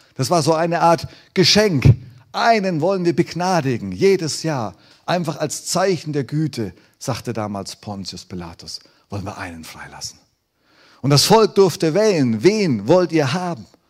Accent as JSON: {"language": "German", "country": "Germany", "said": "wir Deutsche"}